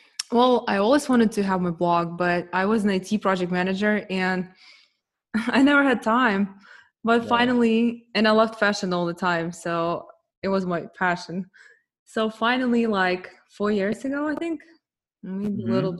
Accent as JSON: {"language": "English", "country": "Ukraine", "moved": "yes", "lives_now": "United States", "said": "when we came to US, I'm originally from Ukraine. Yeah, I'm Russian, but I was from Ukraine"}